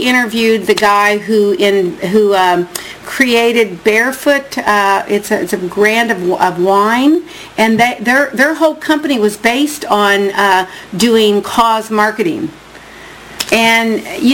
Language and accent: English; Indiana, United States; now in California, United States; I'm from Indiana